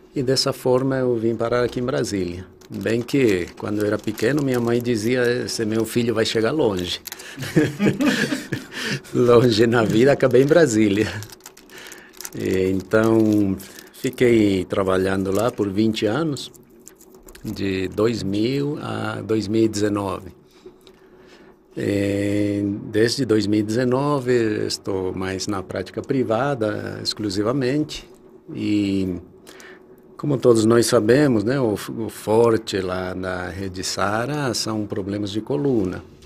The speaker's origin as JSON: {"language": "Portuguese", "country": "Bolivia", "tie": "born or raised there", "also_born_or_lived": "Rio de Janeiro, Brazil", "moved": "as an adult", "lives_now": "Brazil", "said": "eu nasci na Bolívia"}